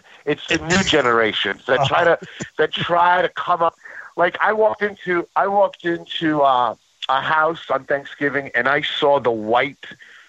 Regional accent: New York, United States; I'm a New Yorker, and, you know, usually I dress like a Saturday Night Live character

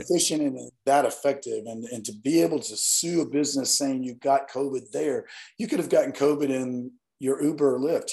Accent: Northeast Alabama, United States; moved away; growing up in the South and being raised by grandparents that um, just have very strong values about everyone

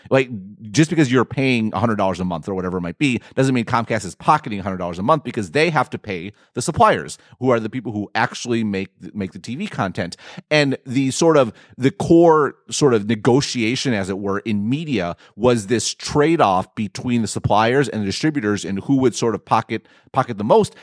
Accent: United States; I'm an American

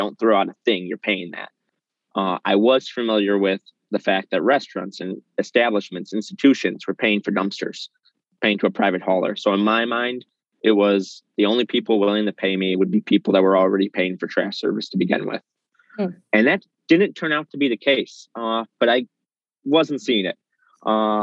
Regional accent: Chicago, Illinois, United States; So I'm in Chicago proper. I grew up in Lincoln Square.

